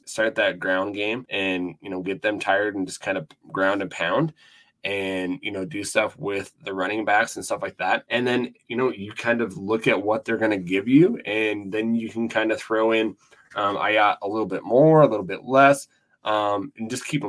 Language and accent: English; Laurel, Montana, United States; now in Sheridan, United States; Grew up in Montana. I'm originally from Laurel, right outside Billings.